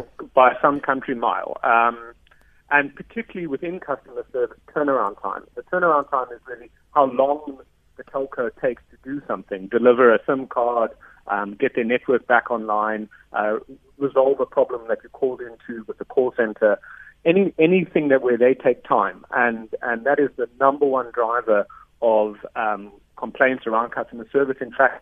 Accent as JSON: {"language": "English", "country": "South Africa", "said": "But for me, as a South African, it's a real shame."}